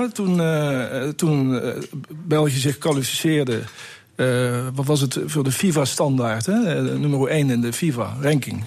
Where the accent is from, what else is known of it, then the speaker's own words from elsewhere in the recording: Netherlands; moved away; ik een, Nederlander ben